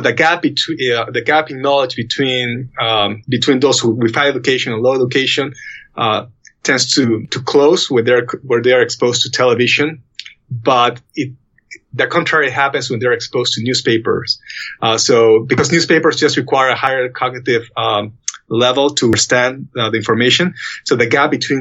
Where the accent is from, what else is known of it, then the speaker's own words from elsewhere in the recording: Peru; moved away; my home country in Peru